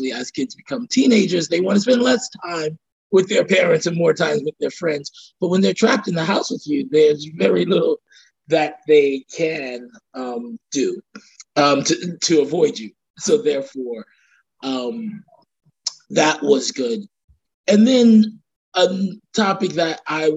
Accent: New York City, New York, United States; I was born and raised in Brooklyn, and I live back in Brooklyn now in Bedford-Stuyvesant

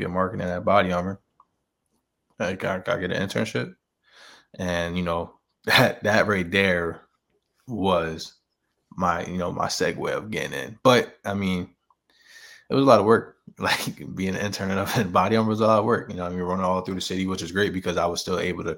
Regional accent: Millville, New Jersey, United States; moved away as an adult; now in Los Angeles, United States; I'm from Jersey, but I'm from the greater half of South Jersey, Millville, New Jersey

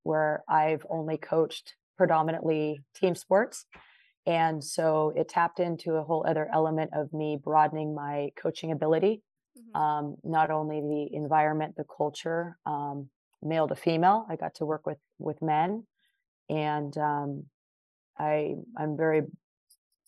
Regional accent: Long Beach, California, United States; moved away as an adult; also born or lived in Arkansas; I grew up in Long Beach. Mm-hmm. California

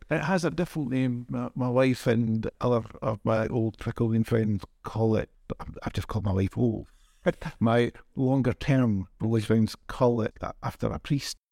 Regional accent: Scotland, United Kingdom; now in Kraków, Poland; I'm Scottish

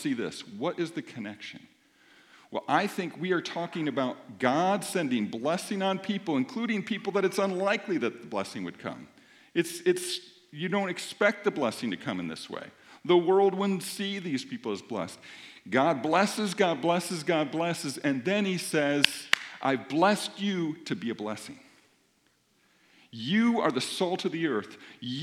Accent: Minnesota, United States; I'm from Minnesota

